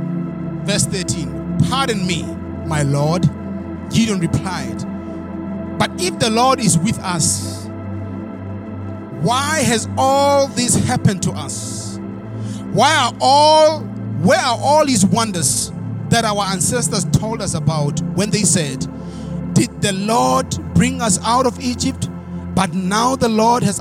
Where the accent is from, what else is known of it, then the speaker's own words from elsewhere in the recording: South Africa; moved away; I'm standing here in the United States of America, being a South African boy from the village who accepted the word of God.